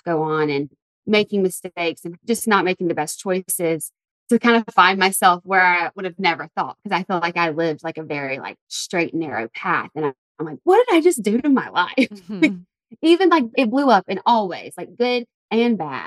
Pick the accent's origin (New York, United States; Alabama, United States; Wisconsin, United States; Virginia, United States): Alabama, United States; Tuscaloosa; moved away as an adult; also born or lived in Santa Monica, California; I moved from Tuscaloosa, Alabama. I went to school at the University of Alabama. That's where I'm from. And that was a 15-minute drive away from home.